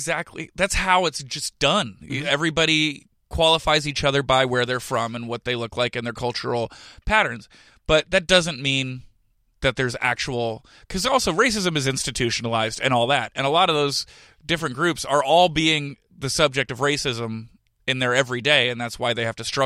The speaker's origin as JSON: {"language": "English", "region": "California", "country": "United States", "tie": "born or raised there", "also_born_or_lived": "South Jersey", "said": "get my sarcasm and my humor from Jersey, but I get my social awareness from California, because growing up in the Bay Area, I, like, knew gay people and stuff like that."}